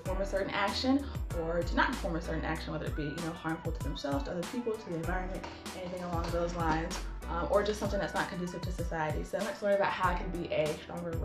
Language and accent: English; Greensboro, North Carolina, United States; moved away as an adult; also born or lived in California; get an internship back here in my hometown, Greensboro, North Carolina